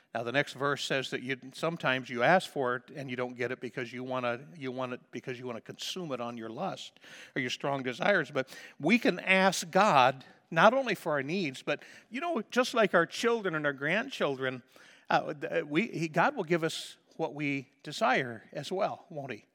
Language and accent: English; Liberty, Missouri, United States; moved away as an adult; also born or lived in Stanley, North Dakota; I'm not moving out of my hometown, okay? I'm staying right here in Missouri